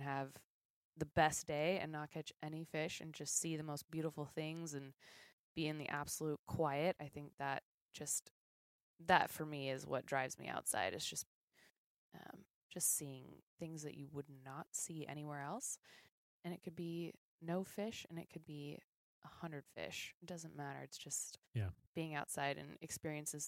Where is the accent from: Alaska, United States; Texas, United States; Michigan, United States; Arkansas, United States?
Alaska, United States; Anchorage; born and raised in Anchorage, Alaska